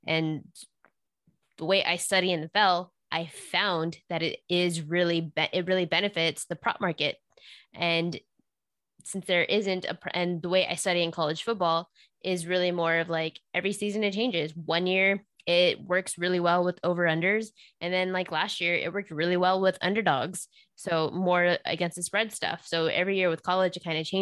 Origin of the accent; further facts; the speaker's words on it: Texas, United States; moved away; also born or lived in Las Vegas; I was born and raised in Texas